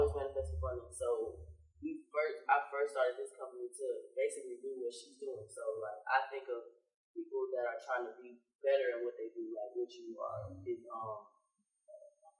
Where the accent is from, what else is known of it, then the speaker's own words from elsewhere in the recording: Mississippi, United States; also born or lived in Alexandria, Virginia; I was born in Alexandria, Virginia. It might just be in my blood, but. Yeah, I'm from here. I'm from Mississippi. I was here from 5 to 18.